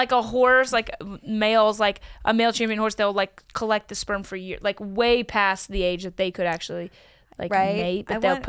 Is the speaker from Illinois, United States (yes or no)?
no; Louisville, Kentucky, United States; So I grew up, like, in Louisville. I grew up around the racing world.